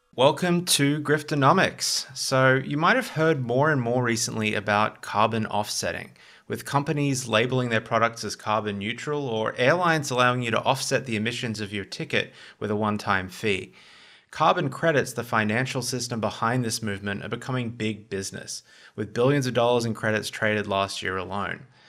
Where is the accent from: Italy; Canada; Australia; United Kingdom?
Australia; as an Australian